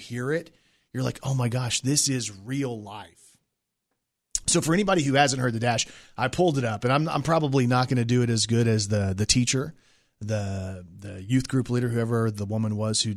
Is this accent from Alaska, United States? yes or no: no; Texas, United States; moved away; I lived in Texas. I'm from Texas.